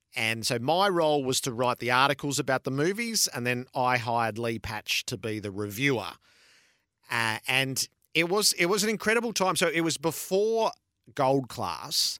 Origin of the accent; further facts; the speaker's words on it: Mulgrave, Victoria, Australia; I grew up in Mulgrave